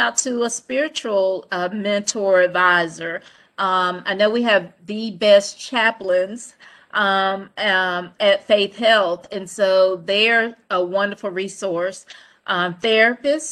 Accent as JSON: {"language": "English", "town": "Goldsboro", "region": "North Carolina", "country": "United States", "said": "I'm from Goldsboro, little country town."}